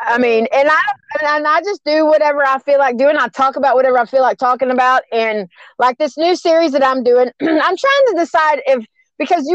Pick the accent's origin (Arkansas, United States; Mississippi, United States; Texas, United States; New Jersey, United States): Texas, United States; Garland; I'm from Garland, Texas